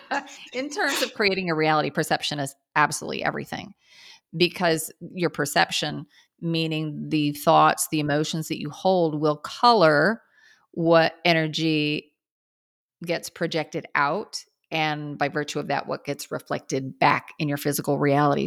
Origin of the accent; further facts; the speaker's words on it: Kansas, United States; I grew up in Kansas